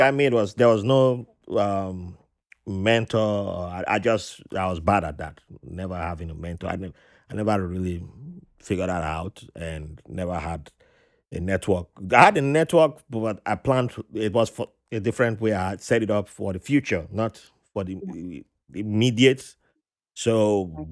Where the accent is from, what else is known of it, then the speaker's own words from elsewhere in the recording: Nigeria; I'm from the Riverine tribe in Nigeria